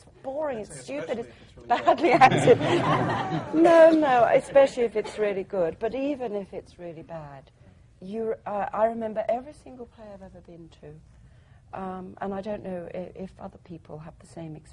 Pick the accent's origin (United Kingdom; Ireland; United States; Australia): United Kingdom; England; I'm English.